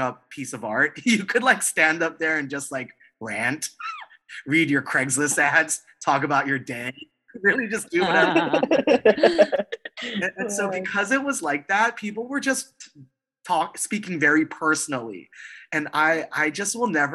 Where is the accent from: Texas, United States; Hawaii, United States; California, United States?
Hawaii, United States; moved away as an adult; also born or lived in Boston; I was in Boston, very far from home. I grew up in Hawaii